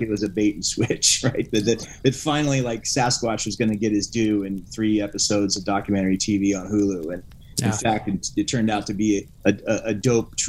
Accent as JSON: {"language": "English", "region": "Alaska", "country": "United States", "moved": "yes", "said": "I'm from Alaska originally."}